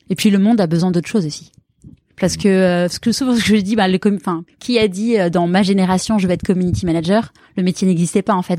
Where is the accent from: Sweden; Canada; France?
France; on est français